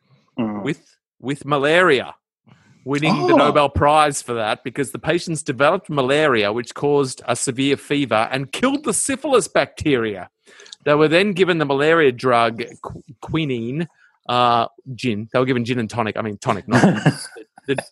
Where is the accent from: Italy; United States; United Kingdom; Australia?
Australia; we're Australian